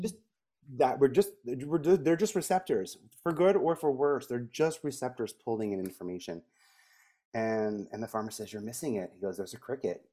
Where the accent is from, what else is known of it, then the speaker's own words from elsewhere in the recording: New York City, New York, United States; I grew up in Staten Island